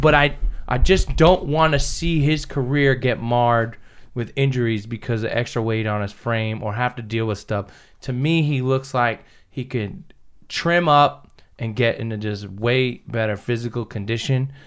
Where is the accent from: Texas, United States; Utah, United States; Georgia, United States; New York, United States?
New York, United States; Ty Jerome's from my hometown